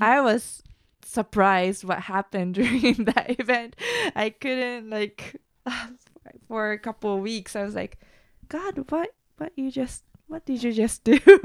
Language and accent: English; Japan; moved away; also born or lived in United States; I used to be very insecure about myself growing up in Japan